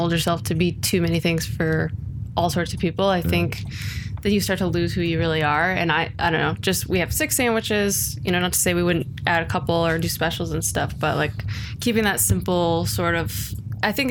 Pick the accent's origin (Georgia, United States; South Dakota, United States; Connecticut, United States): Connecticut, United States; New Haven; now in Seattle, United States; I'm from New Haven, Connecticut